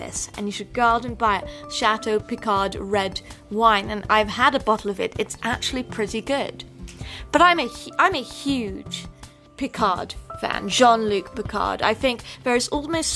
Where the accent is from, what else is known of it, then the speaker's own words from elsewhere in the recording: England, United Kingdom; when I was growing up in England